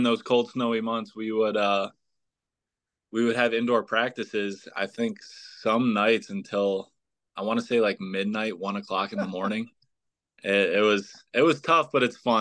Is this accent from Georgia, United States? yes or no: no; West Seneca, New York, United States; also born or lived in Hamburg, New York; I grew up in the West Seneca area as a kid